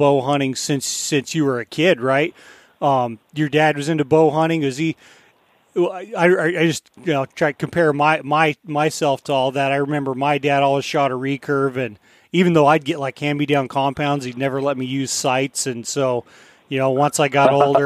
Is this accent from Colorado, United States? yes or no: yes; Colorado, United States; now in Alaska, United States; I grew up in Colorado